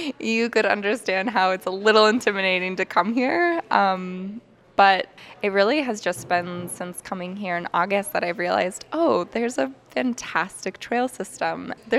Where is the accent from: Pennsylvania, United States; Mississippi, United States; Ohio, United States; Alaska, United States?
Alaska, United States; Kodiak; moved away as an adult; now in Anchorage, United States; I'm 27 years old, and I'm from Kodiak, Alaska.